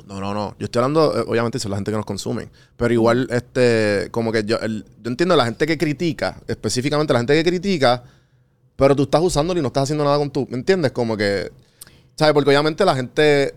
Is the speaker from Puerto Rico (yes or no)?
yes; San Juan, Puerto Rico; also born or lived in Atlanta; Yo en Atlanta decía, no, yo soy de San Juan